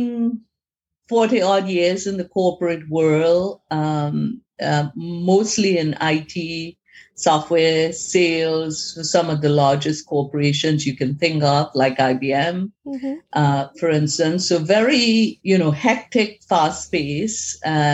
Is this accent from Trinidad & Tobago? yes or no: yes; Trinidad & Tobago; moved away; I'm originally from Trinidad in the Caribbean. We followed the, at that point in time, we followed the British system of education. So preparing for O levels